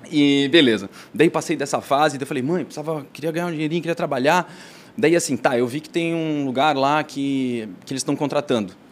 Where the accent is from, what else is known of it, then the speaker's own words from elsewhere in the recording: Blumenau, Santa Catarina, Brazil; assim, ó, eu sou de Blumenau, do Tribes, da Rua Chapecó, número 103. A minha mãe e meu pai tinham uma casa lá, e construída, assim, a demorou 10 anos para construir.